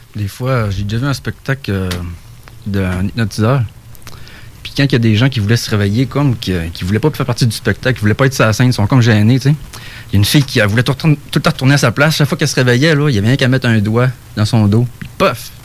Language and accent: French; Saguenay, Quebec, Canada; now in Côte-Nord, Canada; je viens du Saguenay, mais je suis là-bas.